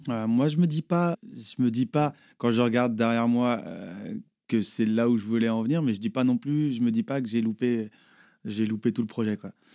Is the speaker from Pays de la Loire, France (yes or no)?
yes; Les Herbiers, Pays de la Loire, France; aux Herbiers C'est mon bled de chez moi, 8-5